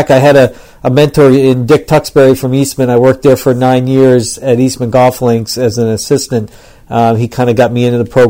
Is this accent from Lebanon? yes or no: yes; Lebanon; moved away; also born or lived in Florida; originally I grew up in Lebanon, and then um, from there, as a junior golfer, I kind of wanted to play a little bit